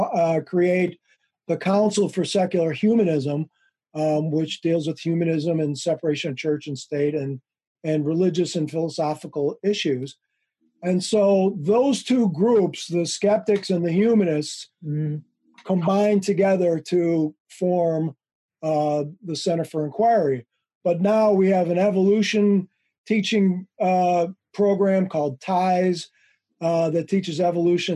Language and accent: English; Wheaton, Illinois, United States; moved away; also born or lived in Chicago; Western suburbs. Well, which one? Wheaton.